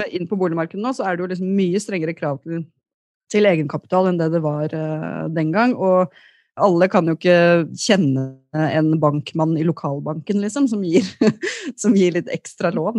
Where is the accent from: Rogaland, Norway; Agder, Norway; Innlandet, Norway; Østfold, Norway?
Innlandet, Norway; Løten; now in Oslo, Norway; jeg kom fra Løten